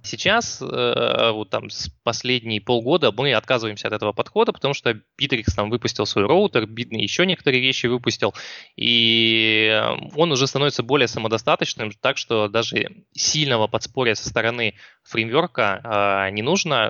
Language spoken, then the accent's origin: Russian; Rostov-on-Don, Rostov Oblast, Russia; я из Ростова